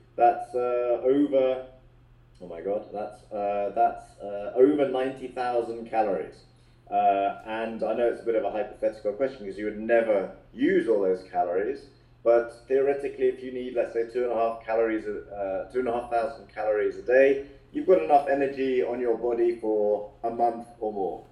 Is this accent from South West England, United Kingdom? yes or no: no; London, United Kingdom; we first met uh, at a very young age in playgroup in London